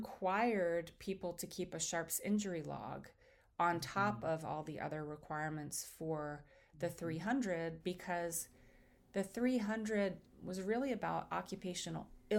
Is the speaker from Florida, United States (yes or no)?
no; Washington, District of Columbia, United States; moved away as an adult; also born or lived in New Jersey; Growing up in Washington, D.C.